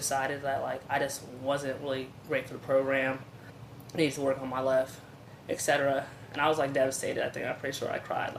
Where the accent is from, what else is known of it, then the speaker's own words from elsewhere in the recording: Woodbridge, Virginia, United States; moved away as an adult; now in New York City, United States; So I'm from Woodbridge, Virginia originally. So that's in Northern Virginia, also known as the DMV. I got to represent for us out of Woodbridge.